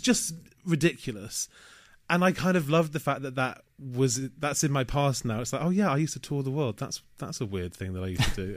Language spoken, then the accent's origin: English; Manchester, North West England, United Kingdom; moved away as an adult; also born or lived in Leeds; now in London, United Kingdom; I had a great childhood growing up in Manchester.